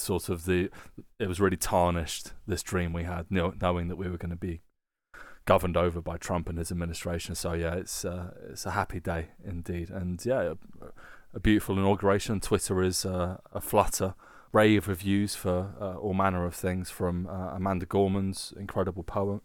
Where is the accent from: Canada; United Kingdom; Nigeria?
United Kingdom; now in Germany; being British people who live in Germany